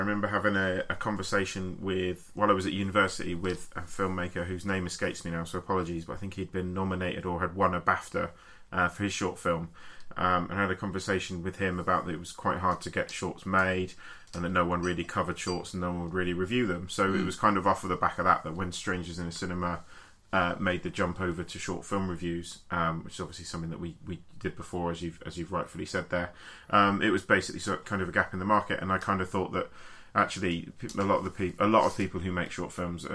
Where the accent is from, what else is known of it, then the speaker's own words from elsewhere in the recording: Basingstoke, South East England, United Kingdom; my hometown, which is part of the reason I'm very excited about it, to bring some culture to Basingstoke